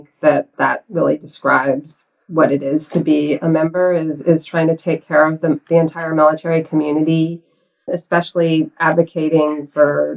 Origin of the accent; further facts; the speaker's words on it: Miami, Florida, United States; moved away; I grew up in Miami